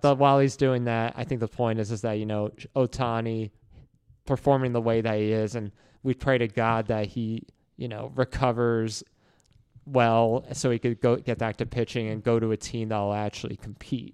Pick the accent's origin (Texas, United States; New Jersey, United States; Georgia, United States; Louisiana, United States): New Jersey, United States; moved away; growing up in Jersey and growing up in the New York area